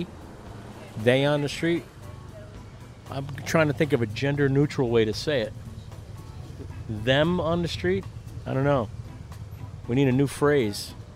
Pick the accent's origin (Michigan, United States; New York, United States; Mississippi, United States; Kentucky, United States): New York, United States; Lyndhurst, Long Island; moved away; also born or lived in Amityville, New York; I grew up in Lyndhurst